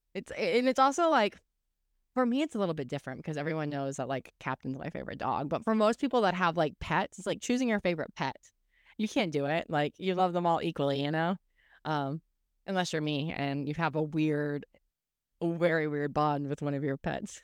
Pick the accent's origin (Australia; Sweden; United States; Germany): United States; Oklahoma; when I was a kid, we grew up in Oklahoma